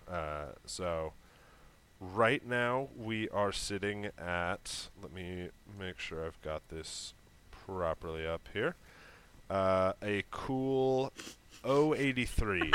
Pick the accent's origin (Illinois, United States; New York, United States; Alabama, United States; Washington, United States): Washington, United States; Seattle; growing up in Seattle, and I was six years old